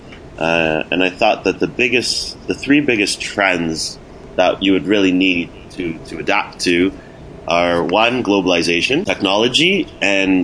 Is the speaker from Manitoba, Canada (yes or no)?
no; Toronto, Ontario, Canada; I'm originally from Toronto, and then I attended University of Toronto